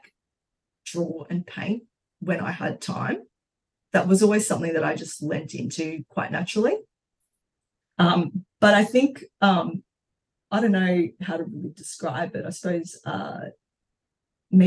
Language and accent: English; Brisbane, Queensland, Australia; also born or lived in Brazil / London; now in Melbourne, Australia; I was born in Brazil, and when we were when I was seven, my family migrated to Australia, and we went to Brisbane. So I grew up in Brizzy